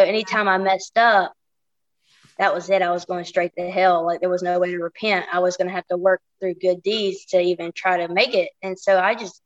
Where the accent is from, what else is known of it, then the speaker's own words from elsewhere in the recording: Anniston, Alabama, United States; also born or lived in Monterey, California; I'm originally from Anniston, Alabama